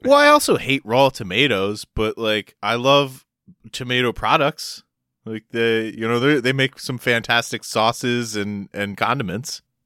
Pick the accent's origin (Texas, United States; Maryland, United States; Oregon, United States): Maryland, United States; also born or lived in Delaware; I lived my whole life in Maryland and went to school there